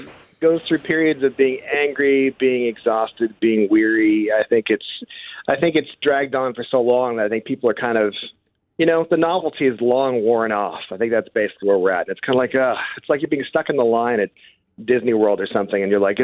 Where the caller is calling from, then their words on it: Stratford, Ontario, Canada; I'm from Stratford, Ontario, so there you go.